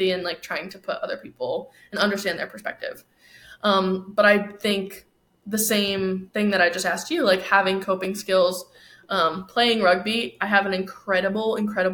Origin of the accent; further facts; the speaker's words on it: New York, United States; now in Arizona, United States; I'm from New York also